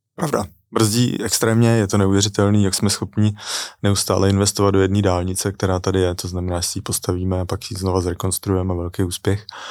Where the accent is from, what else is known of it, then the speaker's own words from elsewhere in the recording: Czechia; moved away as an adult; also born or lived in London; nevyhledával jsem český komunity